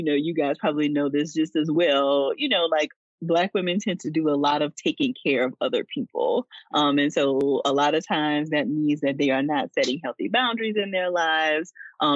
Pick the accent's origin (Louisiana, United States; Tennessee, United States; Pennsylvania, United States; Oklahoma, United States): Louisiana, United States; moved away as an adult; also born or lived in Georgia; I'm from Louisiana, I got a chance to go back to Louisiana to do the recruitment trip